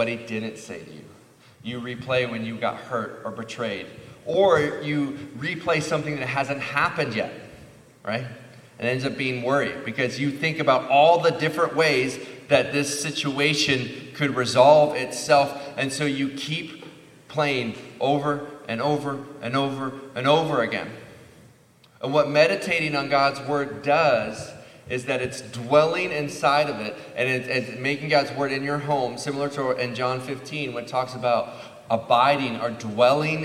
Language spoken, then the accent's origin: English; Midwest, United States; Growing up in the Midwest, there was farms and corn and cows